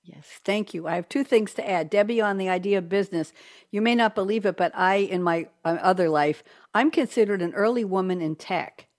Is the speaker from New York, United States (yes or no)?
yes; New York, United States; now in Durham, United States; we're both from New York